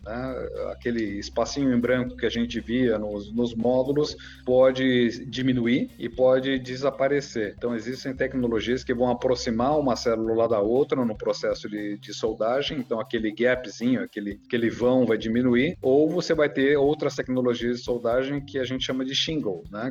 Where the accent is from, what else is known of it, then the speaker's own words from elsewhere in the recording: Brazil; como nós brasileiros estamos acostumados